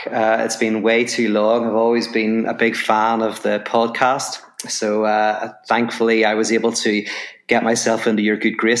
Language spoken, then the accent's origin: English; Ireland; accent: Irish; now in Los Angeles, United States; obviously from my accent, people will know I'm from Ireland. I live in Los Angeles now